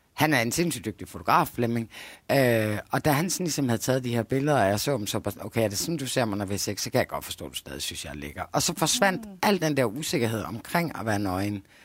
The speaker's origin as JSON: {"language": "Danish", "country": "Denmark", "said": "jeg kommer fra Jylland"}